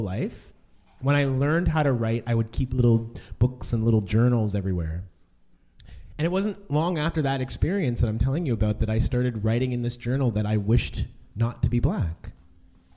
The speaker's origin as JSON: {"language": "English", "town": "Oshawa", "region": "Ontario", "country": "Canada", "tie": "born or raised there", "also_born_or_lived": "Red Deer, Alberta / Kingston, Ontario", "moved": "as an adult", "lives_now": "Toronto, Canada", "said": "I grew up mostly in Oshawa, Ontario. I was born in Red Deer, Alberta"}